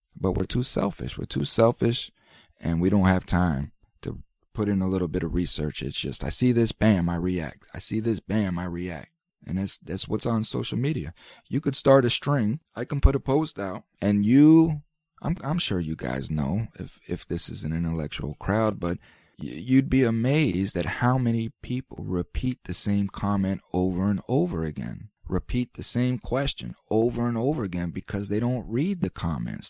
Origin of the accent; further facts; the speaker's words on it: United States; We as American citizens